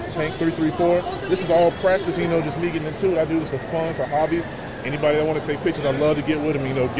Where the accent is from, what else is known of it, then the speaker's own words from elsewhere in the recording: Boston, Massachusetts, United States; now in Montgomery, United States; I am from Boston originally, but, you know, South Side where we at right now.